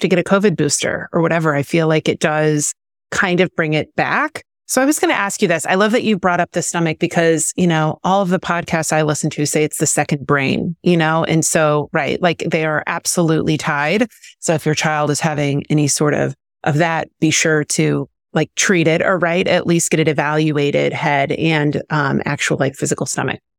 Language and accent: English; Missouri, United States; now in Southern California, United States; I grew up in, I grew up in Missouri